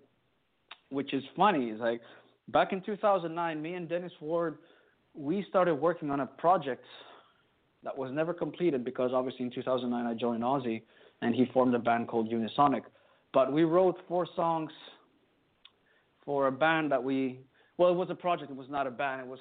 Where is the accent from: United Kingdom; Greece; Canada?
Greece; we're from Greece